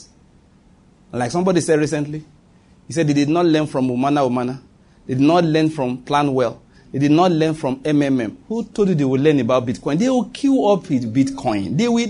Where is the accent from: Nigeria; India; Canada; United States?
Nigeria; I'm a Nigerian man